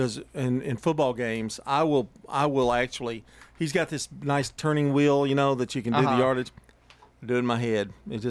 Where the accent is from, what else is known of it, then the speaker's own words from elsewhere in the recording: Murfreesboro, Coffee County, Tennessee, United States; I came from Murfreesboro, and they put me in the low class in Coffee County